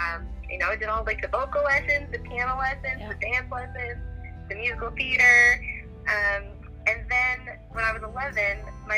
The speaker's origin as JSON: {"language": "English", "region": "Newfoundland and Labrador", "country": "Canada", "tie": "born or raised there", "also_born_or_lived": "Yellowknife, Northwest Territories", "said": "I grew up in Newfoundland. I was actually born in Yellowknife."}